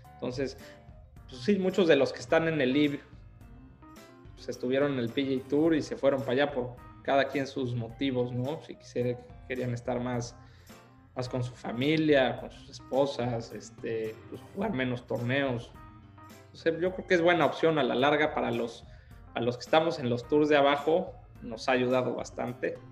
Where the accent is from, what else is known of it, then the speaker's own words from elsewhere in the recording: Puebla, Mexico; moved away as an adult; now in Miami, United States; soy, soy poblano, soy poblano. Nací acá